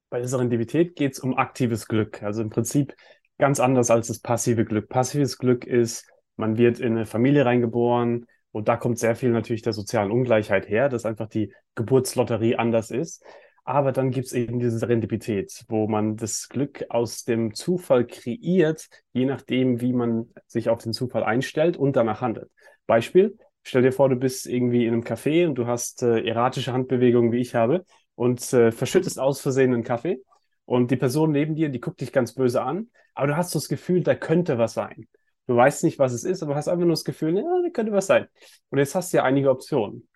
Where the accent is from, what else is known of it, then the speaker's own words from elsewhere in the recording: Germany; ich bin ja auch in, in Deutschland äh, aufgewachsen